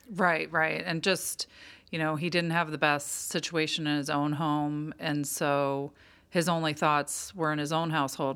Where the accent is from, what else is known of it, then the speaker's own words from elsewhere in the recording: Pittsburgh, Pennsylvania, United States; moved away; an old friend I grew up with in Pittsburgh